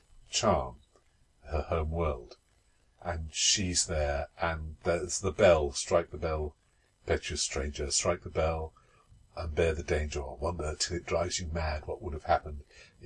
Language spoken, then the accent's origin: English; England, United Kingdom; that's as far as we got, being English